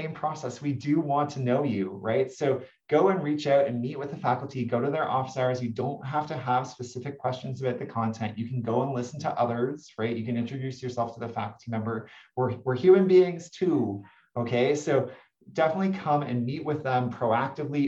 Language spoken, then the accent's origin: English; Toronto, Ontario, Canada; moved away as an adult; now in Santa Barbara, United States; my hometown is Toronto, Ontario, Canada